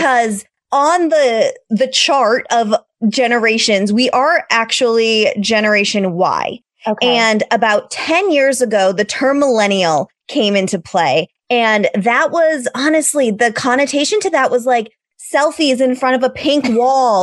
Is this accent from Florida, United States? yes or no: no; Massachusetts, United States; moved away as an adult; now in California, United States; I am from Massachusetts. I moved out to California 11 years ago with my high school sweetheart